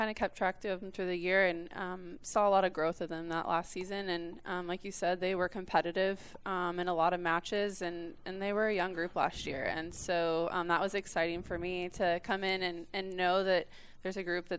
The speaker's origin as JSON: {"language": "English", "town": "Fort Scott", "region": "Kansas", "country": "United States", "tie": "born or raised there", "said": "my dad was a college football coach, so we kind of moved all over the place. I did go to high school in Fort Scott, Kansas."}